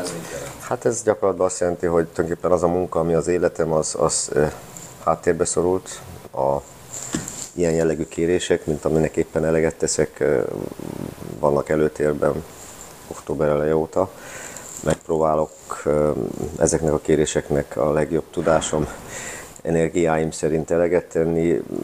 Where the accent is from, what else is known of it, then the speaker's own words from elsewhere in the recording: Hungary; moved away as an adult; also born or lived in Austria; now in Garching, Germany; igazán, igazán, igazán otthon, ott érzem magam, ahon, ahonnan jöttem Magyarországon